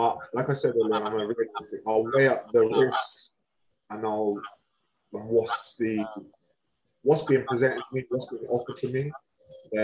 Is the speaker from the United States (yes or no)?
no; Swindon, South West England, United Kingdom; I do back my hometown. Of course I do. But I've never really followed Swindon Town as such.